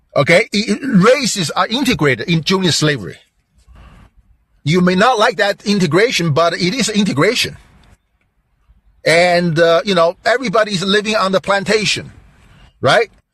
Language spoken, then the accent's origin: English; Delaware, United States; I'm, I'm from Delaware. I'm still live I still live in Delaware